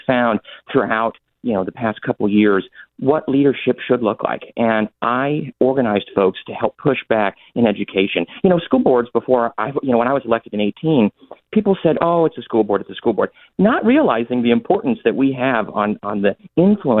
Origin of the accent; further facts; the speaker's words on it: East County, San Diego, California, United States; I grew up out here in East County.